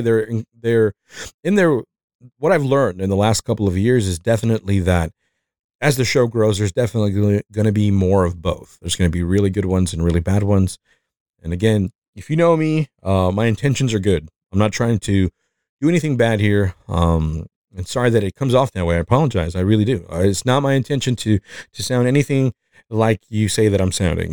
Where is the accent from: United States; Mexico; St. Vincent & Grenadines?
Mexico; accent: Mexican; English is a second language; moved away